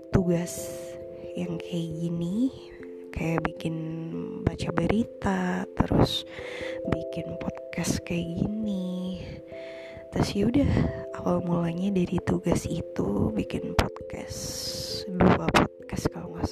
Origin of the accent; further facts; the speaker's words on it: Trenggalek, East Java, Indonesia; gue itu salah satu kota kecil di Jawa Timur berada di antara Ponorogo dan Tulungagung Trenggalek namanya